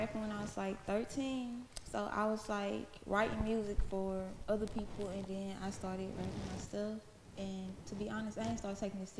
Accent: Waynesboro, Louisiana, United States; I'm from Waynesboro, Louisiana.

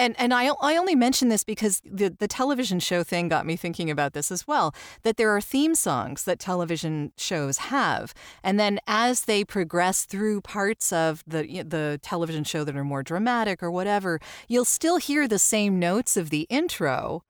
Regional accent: Canada; I'm Canadian. I have no ties to the military at all, but I love NCIS.

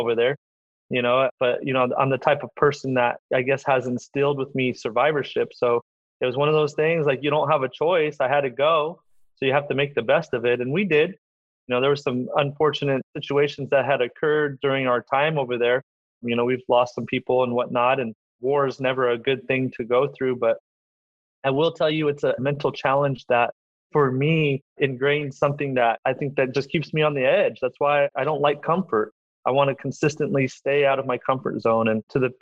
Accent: Madera, California, United States; moved away as an adult; also born or lived in Michigan; I'm obviously from Madera and we graduated in 98

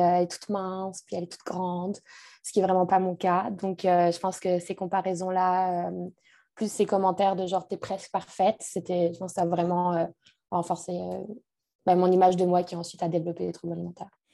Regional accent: France; moved away as an adult; also born or lived in Montreal; je suis française

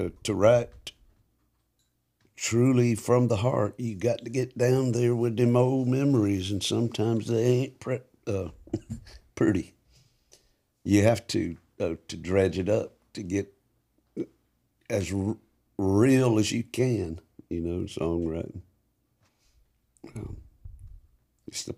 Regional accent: Atlanta, Georgia, United States; also born or lived in Marietta, Georgia; My daddy was stationed in where I was born up in Atlanta, Fort McPherson, and we lived in Marietta

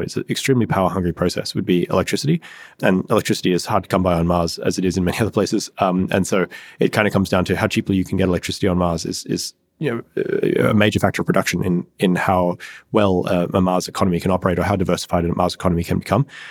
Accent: Australia; moved away as an adult; I grew up in Australia in a reasonably rural area

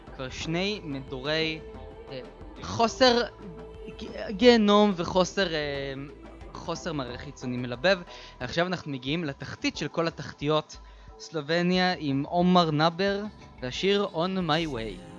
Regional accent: Beersheba, Southern District, Israel; כמו שאנחנו היינו עושים פעם בבאר שבע

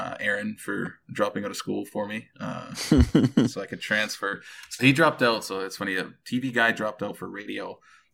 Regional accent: Winnipeg, Manitoba, Canada; moved away as an adult; also born or lived in Alberta / British Columbia; born and raised in Manitoba, the Winnipeg area. From the Pegwas First Nation. I'm Cree

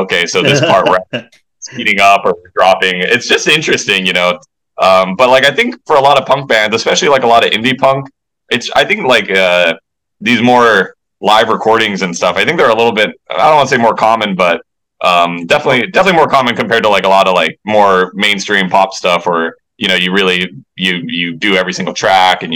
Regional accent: Waialua, Hawaii, United States; we're all alumni from Wailua High School

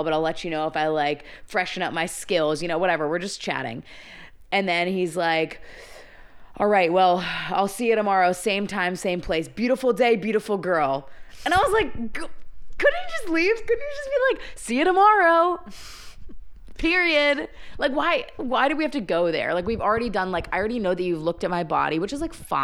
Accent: Coronado, California, United States; I grew up on Coronado

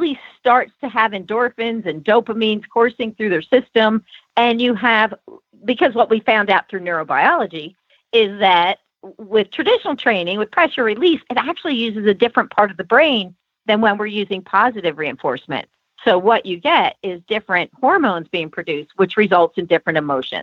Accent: California, United States; now in Santa Fe, United States; I'm from California. So California, we had a little different type of Mexican food

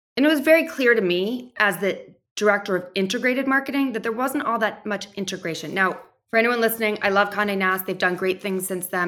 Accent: New York, United States; also born or lived in Nashville, Tennessee; I grew up right outside of New York City

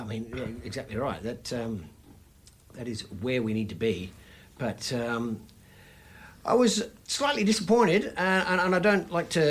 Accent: Australia; being Australian

